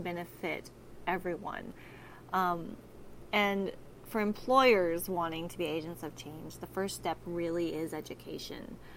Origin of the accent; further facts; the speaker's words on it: Texas, United States; in Texas, I'm from Texas